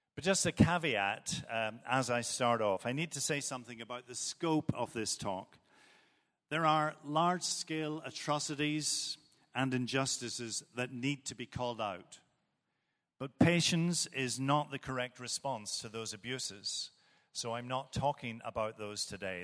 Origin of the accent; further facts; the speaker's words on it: Northern Ireland, United Kingdom; moved away; Where I come from, and Many of you will know from my accent where I do come from. It's Northern Ireland